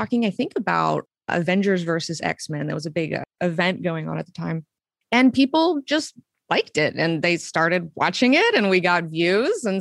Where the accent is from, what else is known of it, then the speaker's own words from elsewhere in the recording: Huntsville, Alabama, United States; moved away as an adult; also born or lived in Savannah, Georgia; I was born in Huntsville, Alabama.